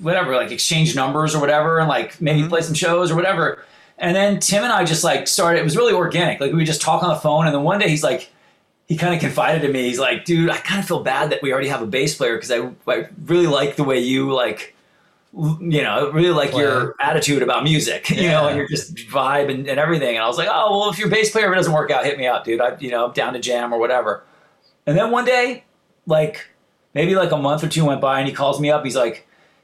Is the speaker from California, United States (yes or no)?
yes; Santa Barbara, California, United States; I grew up in Santa Barbara